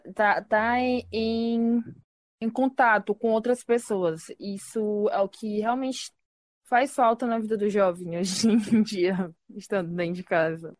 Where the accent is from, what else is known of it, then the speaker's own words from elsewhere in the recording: Brazil; como brasileiros também